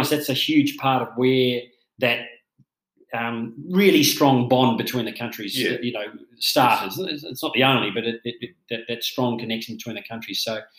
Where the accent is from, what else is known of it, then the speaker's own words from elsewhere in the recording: Australia; moved away; I'm from Australia